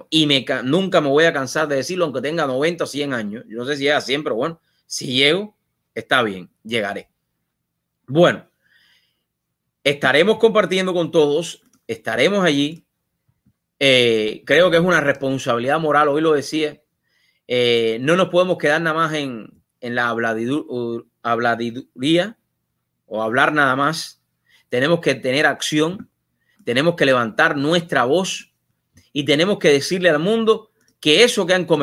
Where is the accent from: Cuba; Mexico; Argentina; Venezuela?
Cuba; moved away as an adult; salí de Cuba con 20 años. Salí de Cuba buscando libertad, que era lo que no tenía en Cuba.